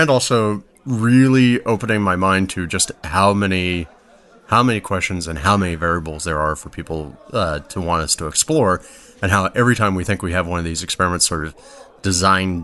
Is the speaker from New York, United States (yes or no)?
no; Apopka, Florida, United States; moved away; I'm a Floridian by birth. So I actually grew up in a town just outside of Orlando called Apopka, Florida